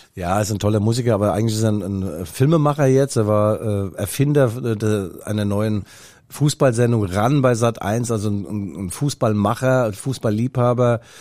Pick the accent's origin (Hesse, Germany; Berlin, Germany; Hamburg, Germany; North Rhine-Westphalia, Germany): Hesse, Germany; Raunheim; accent: Hessian; now in Leipzig, Germany; bin ja nicht in Mainz geboren, sondern in Rauenheim. Das ist äh, beim Flughafen äh, Frankfurt